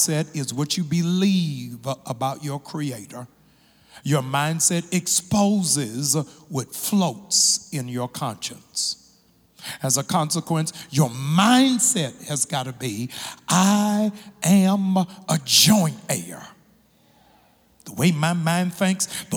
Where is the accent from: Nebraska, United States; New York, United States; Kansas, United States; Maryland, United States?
Maryland, United States; moved away; my home state of Maryland